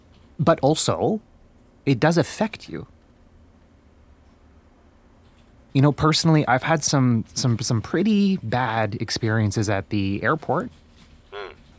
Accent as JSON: {"language": "English", "town": "Etobicoke", "region": "Ontario", "country": "Canada", "tie": "born or raised there", "said": "You know, I grew up in Etobicoke. Most of my friends are not, like, recent immigrants."}